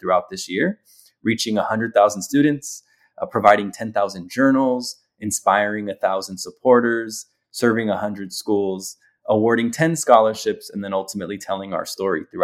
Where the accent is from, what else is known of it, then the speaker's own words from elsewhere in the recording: Los Angeles, California, United States; growing up in Los Angeles